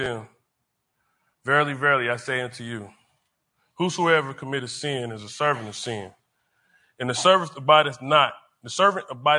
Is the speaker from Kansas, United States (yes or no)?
yes; Wyandotte County, Kansas, United States; I grew up in Wyandotte County